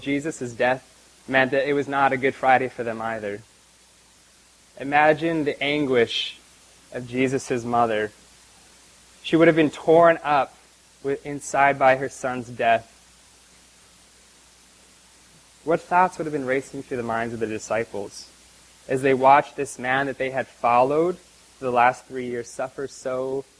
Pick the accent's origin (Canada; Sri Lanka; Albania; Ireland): Canada; moved away; my hometown back in Canada